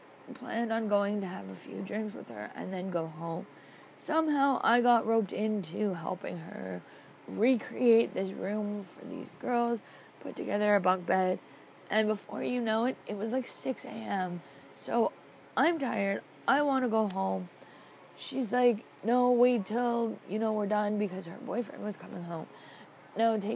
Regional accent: Toronto, Ontario, Canada; I am from Toronto, Ontario, Canada.

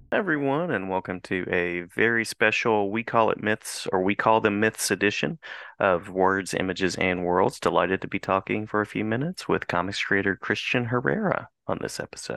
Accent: West Virginia, United States; I'm from West

